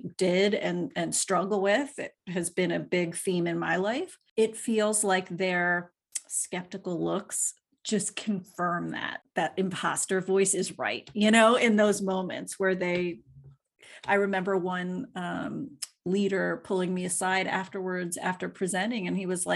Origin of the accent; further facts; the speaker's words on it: Philadelphia, Pennsylvania, United States; they raised us in Philly.